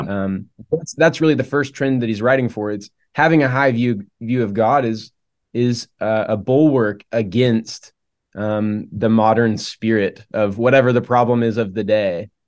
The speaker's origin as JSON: {"language": "English", "region": "Oklahoma", "country": "United States", "tie": "born or raised there", "also_born_or_lived": "Charlotte, North Carolina", "moved": "as an adult", "said": "I grew up in Oklahoma"}